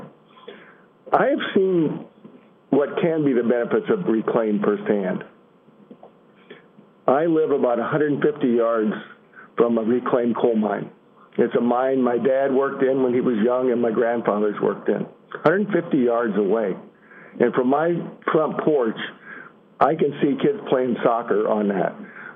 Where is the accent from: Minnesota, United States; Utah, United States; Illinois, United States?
Illinois, United States; I'm from Illinois